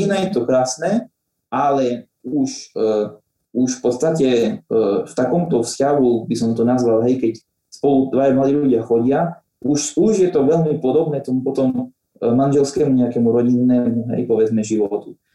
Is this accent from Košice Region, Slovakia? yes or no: yes; Spišská Nová Ves, Košice Region, Slovakia; first language Slovak; also born or lived in Prešov